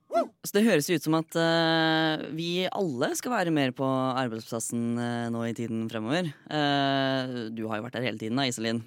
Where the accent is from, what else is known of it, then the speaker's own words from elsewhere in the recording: Fredrikstad, Østfold, Norway; now in Oslo, Norway; Fremdeles fra Fredrikstad. Bor fremdeles i Oslo.